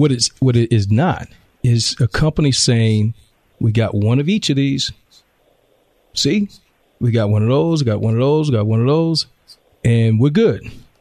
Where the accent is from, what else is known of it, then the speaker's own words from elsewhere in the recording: the South, United States; now in Temecula, United States; When I moved into the home I live in Temecula right now in 2004, not 1964, I'm from the South, so we speak to people.